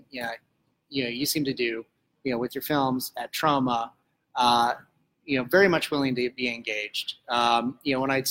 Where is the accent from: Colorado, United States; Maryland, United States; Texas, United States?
Colorado, United States; rural; I grew up in rural Colorado